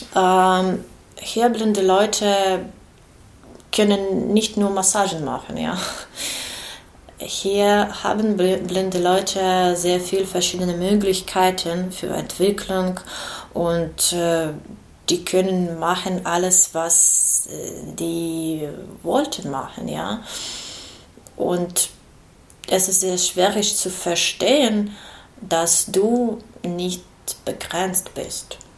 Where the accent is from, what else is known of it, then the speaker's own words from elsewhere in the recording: Kyiv, Ukraine; German is a second language; moved away as an adult; now in Marburg, Germany; wir sind aus Kiew